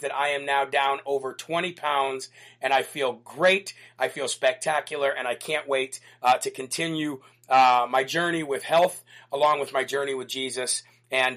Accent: Illinois, United States; moved away; Illinois, which is my home state

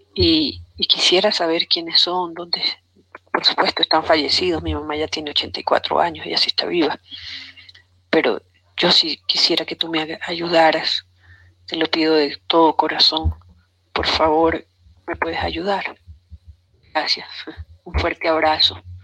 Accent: Venezuela; now in Ecuador; Nosotros somos venezolanos

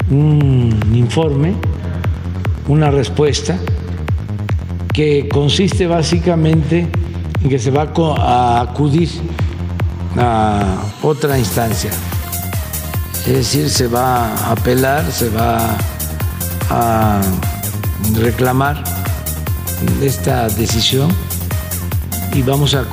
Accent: Coahuila, Mexico; Yo soy de Coahuila porque me considero de ese estado de otros estados, más Coahuila es un estado de gente buena, trabajadora.

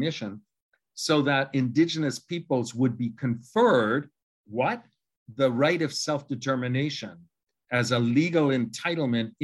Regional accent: Canada; as a Canadian

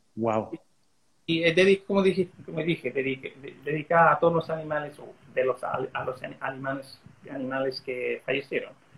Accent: Australia; accent: Chilean; first language English; Spanish is a second language; creciendo como gringo acá en Australia

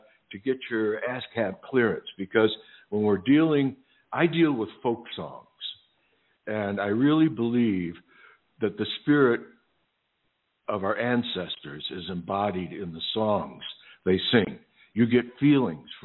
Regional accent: Western New York, United States; moved away; also born or lived in Bath, New York / Nantucket / Martha's Vineyard; I was born, apparently, in Bath, New York. I'm adopted, so it's a little bit of a mystery there. But mostly Western New York.

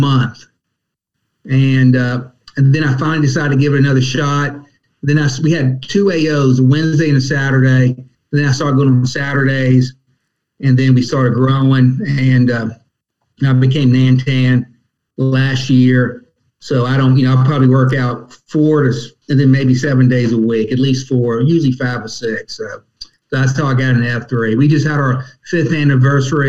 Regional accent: Petersburg, Virginia, United States; now in Hampton Roads, United States; I was from Petersburg, went to Virginia Tech

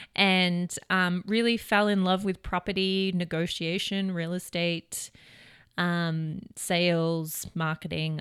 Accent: Melbourne, Victoria, Australia; moved away as an adult; now in United States; I am from Melbourne, Australia

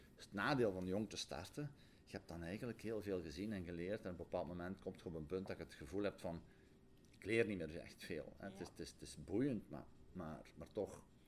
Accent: Borgloon, Flanders, Belgium; ik ben geboren en getogen in Rijkel

